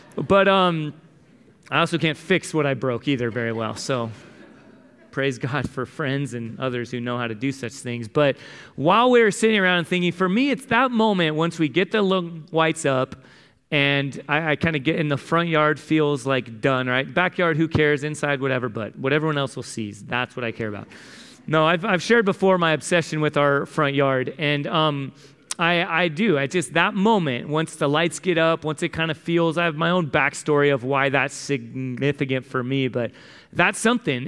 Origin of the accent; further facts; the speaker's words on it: San Diego, California, United States; I grew up in San Diego